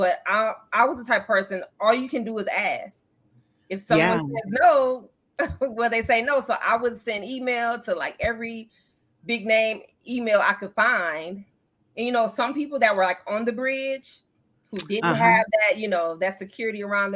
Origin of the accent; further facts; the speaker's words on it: Joliet, Illinois, United States; I was from the Midwest